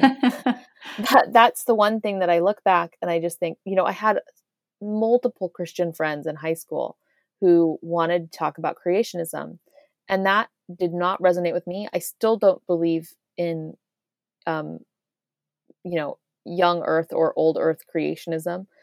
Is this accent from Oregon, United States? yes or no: no; Irvine, California, United States; moved away as an adult; also born or lived in Cambridge, Massachusetts; I grew up in the United States, in Orange County